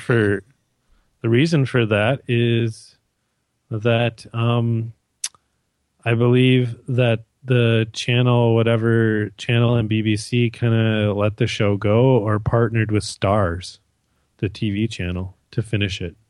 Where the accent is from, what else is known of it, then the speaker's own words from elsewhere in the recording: Michigan, United States; moved away as an adult; now in Canada; I'm American stuck in Canada.